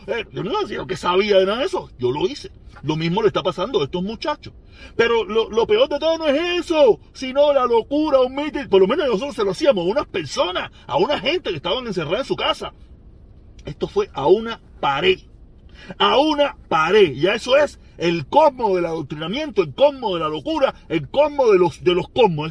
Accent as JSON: {"language": "Spanish", "region": "Pinar del Río", "country": "Cuba", "also_born_or_lived": "Vedado, Havana", "said": "soy pinareño, aunque yo nací en el Vedado"}